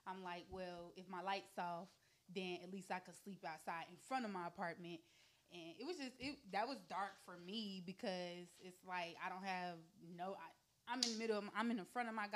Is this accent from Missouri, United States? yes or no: no; Greensboro, North Carolina, United States; moved away; I'm from Greensboro, North Carolina.